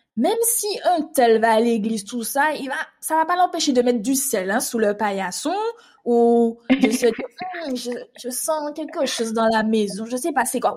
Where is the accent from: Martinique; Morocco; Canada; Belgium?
Martinique; moved away as an adult; now in Île-de-France, France; je suis une Martiniquaise qui vit actuellement depuis 7 ans en Île-de-France